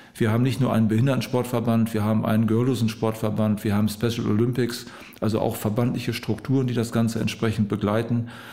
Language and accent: German; Osnabrück district, Lower Saxony, Germany; moved away as an adult; now in Wedemark, Germany; Ich bin aus dem Landkreis Osnabrück beheimatet, jetzt in die Region Hannover in einen Bereich mit meiner Frau gezogen, der uns an unsere Heimat sehr erinnert